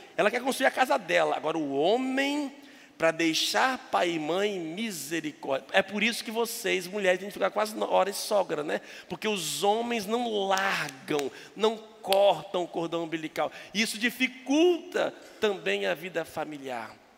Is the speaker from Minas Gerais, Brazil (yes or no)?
yes; Minas Gerais, Brazil; moved away; Eu sou mineiro